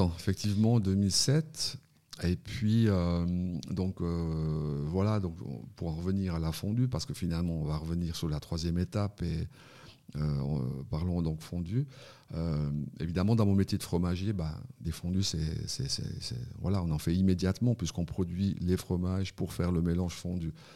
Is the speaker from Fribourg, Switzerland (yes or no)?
yes; Fribourg, Switzerland; je suis fribourgeois